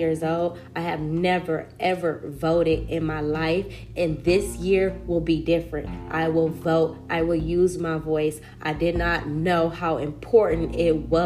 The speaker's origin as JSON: {"language": "English", "town": "Compton", "region": "California", "country": "United States", "said": "I come from Compton, California."}